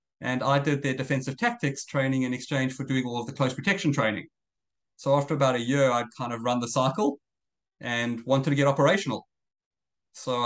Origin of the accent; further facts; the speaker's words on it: South Africa; moved away as an adult; also born or lived in Israel; now in Australia; I'm originally South African. I've been in Australia about 15 years now.